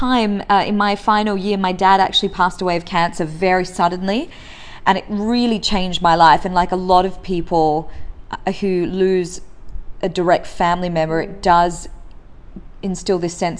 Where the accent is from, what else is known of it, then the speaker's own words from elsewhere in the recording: Perth, Western Australia, Australia; accent: Australian; moved away as an adult; also born or lived in St. Gallen, Switzerland / Dubai; now in Singapore; Left Singapore at 3 with my family, and they migrated to Perth in Western Australia, where I was raised for 17 years